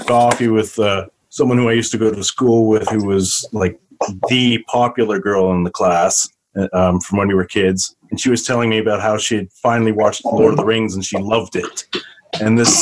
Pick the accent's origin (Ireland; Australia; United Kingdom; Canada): Canada; also born or lived in South Africa; It was just after I moved to Canada, so I was probably about 4 or 5 at the time